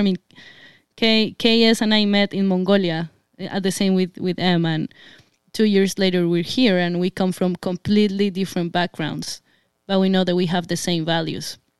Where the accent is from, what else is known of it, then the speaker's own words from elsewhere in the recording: Colombia; moved away; I'm Colombian. I come from Latin America